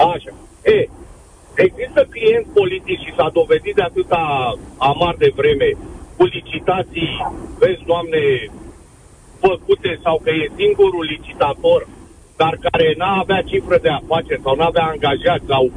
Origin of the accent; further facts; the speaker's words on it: Bucharest, Romania; sunt bucureștean